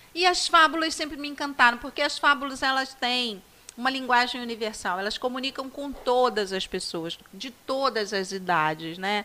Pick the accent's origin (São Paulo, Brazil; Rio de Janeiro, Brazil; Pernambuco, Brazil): Rio de Janeiro, Brazil; Magé; no Colégio Estadual de Magé, que foi onde eu me criei